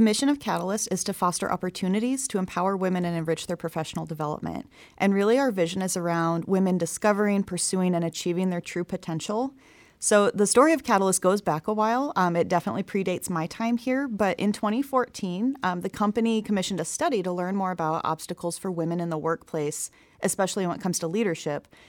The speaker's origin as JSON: {"language": "English", "town": "Omaha", "region": "Nebraska", "country": "United States", "said": "I'm originally from Omaha"}